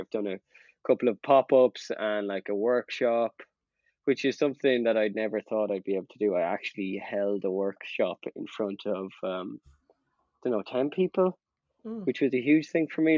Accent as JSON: {"language": "English", "country": "Ireland", "said": "I'm from Ireland"}